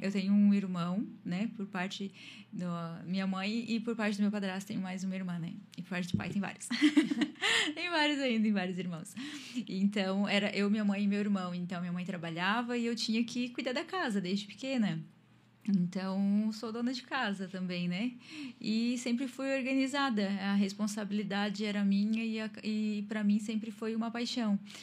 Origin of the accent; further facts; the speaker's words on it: Tubarão, Santa Catarina, Brazil; also born or lived in Imbituba; moro em Tubarão, sou natural de Imbituba, mas moro em Tubarão já desde pequenininha. É a minha cidade